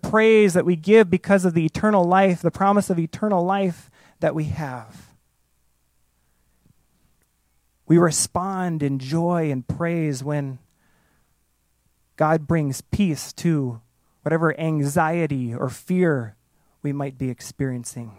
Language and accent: English; outside of Chicago, Illinois, United States; I grew up outside of Chicago